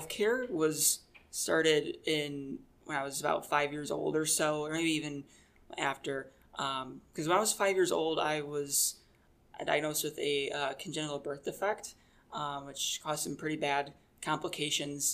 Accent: Taylor, Michigan, United States; I was born and raised in Michigan. I grew up in a city called Taylor

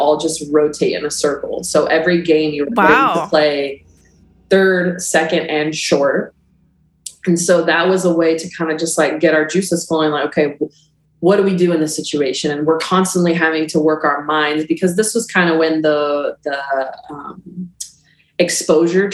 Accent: Texas, United States; I'm from Texas

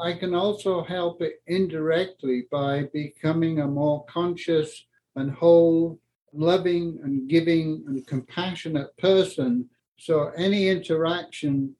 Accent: Yorkshire and the Humber, United Kingdom; moved away as an adult; also born or lived in north of Scotland; now in Colorado, United States; I grew up in England in the war, where the first 7 years of my life there was rationing

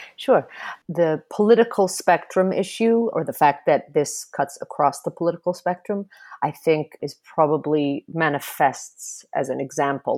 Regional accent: Germany; moved away as an adult; also born or lived in United States / Lebanon; now in Berlin, Germany; I grew up in Germany, and have also lived in the U S and Lebanon

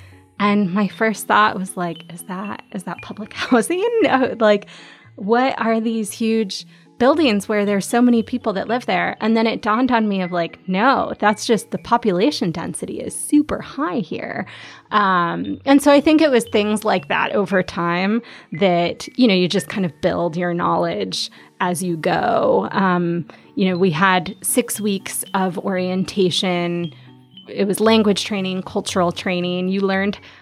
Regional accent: Chicago, Illinois, United States; also born or lived in Omaha, Nebraska / Gumi, South Korea; I am from Omaha, Nebraska. That's where I was born, but I was raised in Chicagoland

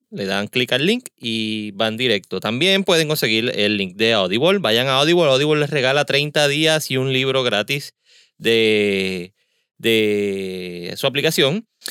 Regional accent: Caguas, Puerto Rico; also born or lived in San Juan; Pero donde me crié, en Cagua

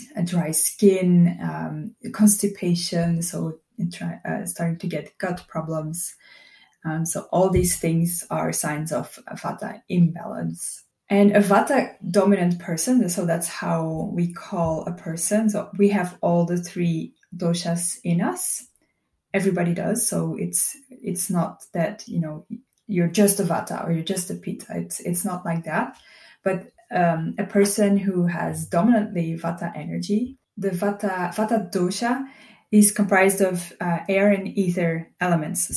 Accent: Belgium; moved away as an adult; now in Portugal; I'm originally from Belgium and I moved to Portugal about three years ago

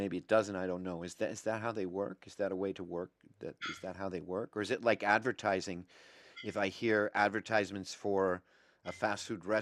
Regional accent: United States; I'm an American

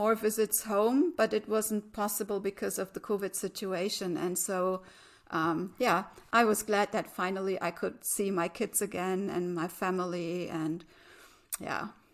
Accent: Germany; I'm from Germany

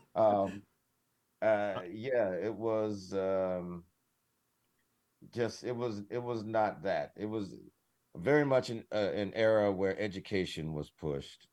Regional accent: Detroit, Michigan, United States; moved away; I'm from Detroit

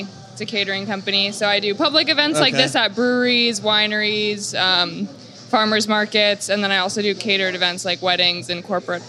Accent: Olympia, Washington, United States; moved away as an adult; I'm originally from Olympia, Washington.

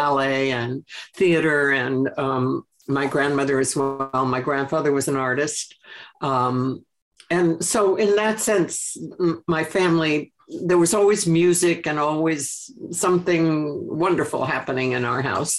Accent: Connecticut, United States; I grew up in Connecticut, in the country, on a farm, a 21-acre, quote, gentleman's farm in Wisconsin

